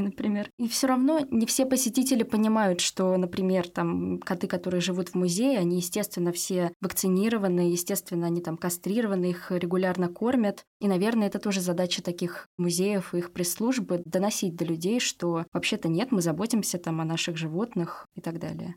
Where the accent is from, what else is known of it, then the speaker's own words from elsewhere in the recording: Saint Petersburg, Russia; все мы петербуржцы